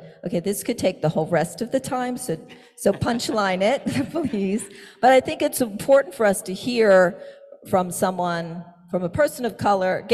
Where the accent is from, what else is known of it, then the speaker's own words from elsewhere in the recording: Pittsburgh, Pennsylvania, United States; I'm from Pittsburgh